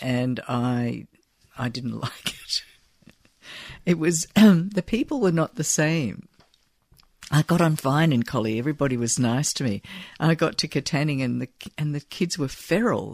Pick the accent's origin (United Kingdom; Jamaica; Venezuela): United Kingdom; Falkirk, Scotland; I was born there and I lived, I grew up with my grandparents in a little sort of suburb called West Quarter